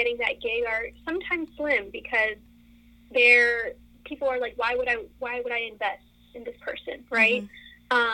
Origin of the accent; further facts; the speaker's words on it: Rio Hondo, Texas, United States; now in Austin, United States; I grew up in the Rio Grande Valley in a town called Rio Hondo